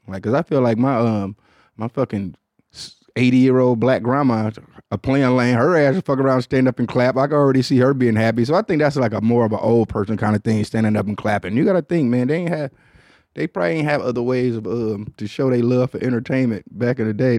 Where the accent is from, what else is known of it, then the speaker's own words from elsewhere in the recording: Detroit, Michigan, United States; I'm from Detroit